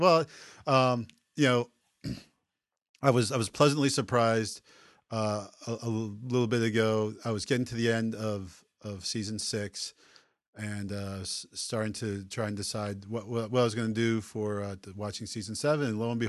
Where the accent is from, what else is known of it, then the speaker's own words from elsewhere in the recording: Baltimore, Maryland, United States; We're from Baltimore, the O's.